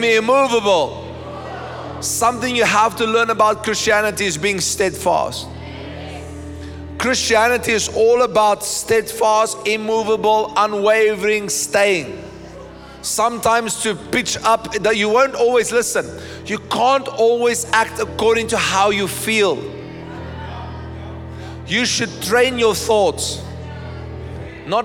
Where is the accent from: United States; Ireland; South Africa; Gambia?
South Africa; my ID book tells me that I am a citizen of, South Africa